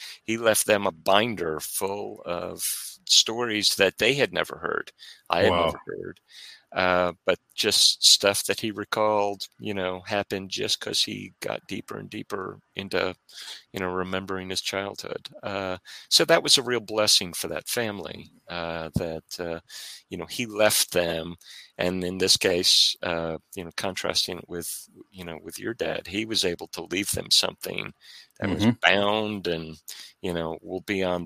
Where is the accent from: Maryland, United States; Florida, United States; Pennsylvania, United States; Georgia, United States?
Maryland, United States; growing up in Maryland, we were very close to a bunch of Civil War battlefields